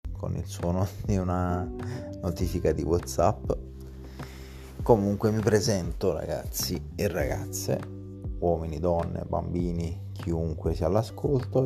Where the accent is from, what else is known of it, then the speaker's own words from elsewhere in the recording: Italy; accent: half Neapolitan, between Neapolitan and Massese; also born or lived in Massa; parlo ancora un mezzo napoletano, tra napoletano e massese